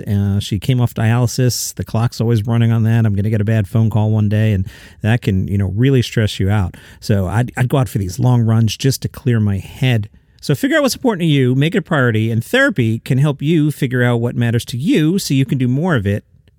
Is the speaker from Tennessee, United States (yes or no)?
yes; Tennessee, United States; I grew up outside of Nashville, and I'd see a lot of country music stars.